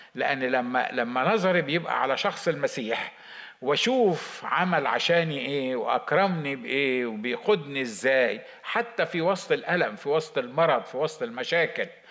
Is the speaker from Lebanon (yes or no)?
no; Egypt; عندنا في مصر